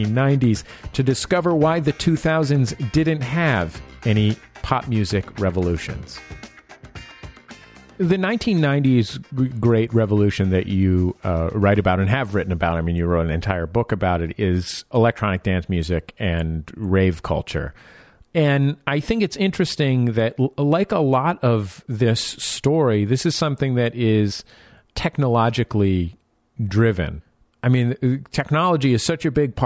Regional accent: San Francisco, California, United States; now in Los Angeles, United States; I'm from San Francisco

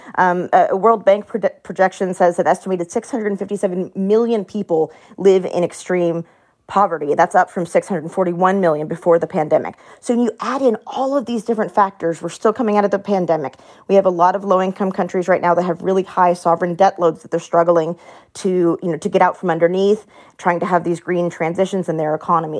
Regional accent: Texas, United States; I'm from Texas

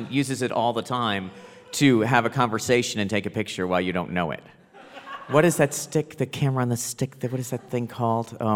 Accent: Plano, Texas, United States; But short. I'm from Plano.

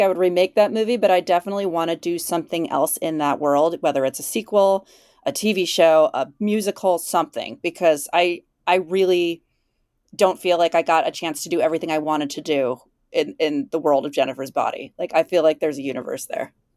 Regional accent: Illinois, United States; moved away as an adult; also born or lived in Chicago, United States / Minneapolis, United States; where I grew up in Illinois

